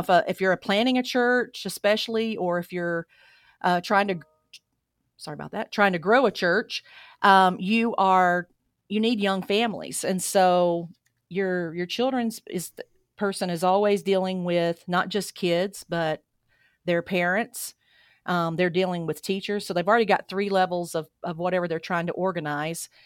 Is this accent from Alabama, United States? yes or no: yes; Alabama, United States; moved away as an adult; now in Boise, United States; I grew up in Alabama, And every single day out here, I get asked where I'm from because, um, my accent's just a part of who I am now.